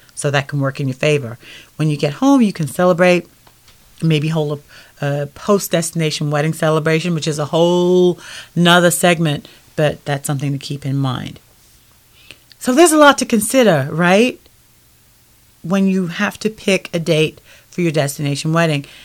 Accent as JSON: {"language": "English", "country": "United Kingdom", "tie": "born or raised there", "moved": "yes", "lives_now": "United States", "said": "I'm originally from the United Kingdom."}